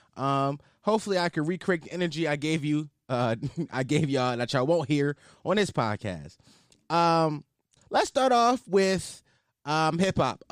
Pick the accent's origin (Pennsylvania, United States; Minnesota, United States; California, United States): Pennsylvania, United States; Philadelphia; I'm not from Atlanta. I'm from Philly